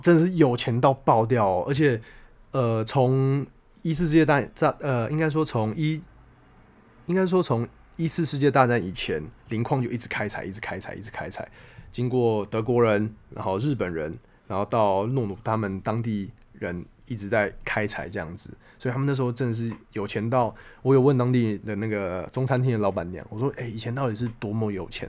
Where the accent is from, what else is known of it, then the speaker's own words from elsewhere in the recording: Taiwan; 我是台湾来的那个